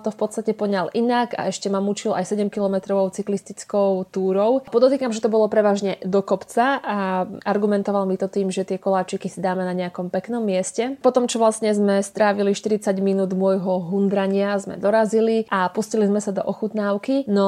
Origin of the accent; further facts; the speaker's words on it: Slovakia; keď povieme, že sme zo Slovenska